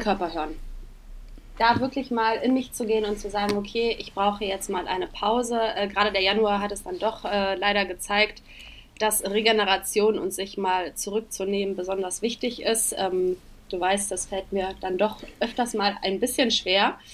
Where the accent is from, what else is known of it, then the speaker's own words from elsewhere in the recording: Königswinter, North Rhine-Westphalia, Germany; moved away as an adult; now in Cologne, Germany; ich komme ursprünglich aus Königswinter, das ist ähm, aber ganz in der Nähe, das ist bei Bonn und äh, lebe jetzt seit ungefähr sechs Jahren in Köln